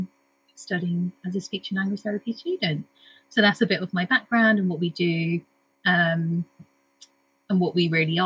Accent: United Kingdom; I'm a British Indian

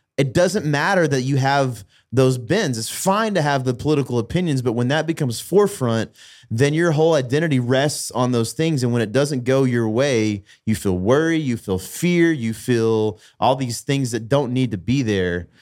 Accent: United States; as an American culturally

